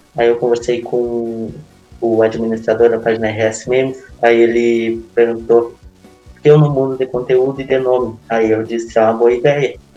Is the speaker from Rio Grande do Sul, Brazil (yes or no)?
yes; Maçambará, Rio Grande do Sul, Brazil; sou de Massamará, é uma cidade pequena na fronteira oeste, com cerca de quase 5 mil habitantes